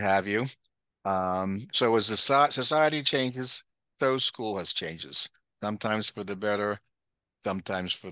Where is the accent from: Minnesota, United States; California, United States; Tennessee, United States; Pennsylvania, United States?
Pennsylvania, United States; Norwood; I grew up in Norwood, where your mom and I grew up in Norwood.